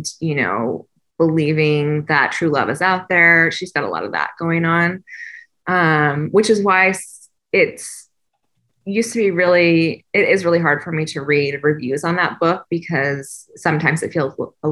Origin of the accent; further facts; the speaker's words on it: Southern California, United States; I grew up in Southern California, not on the beach, but close to the beach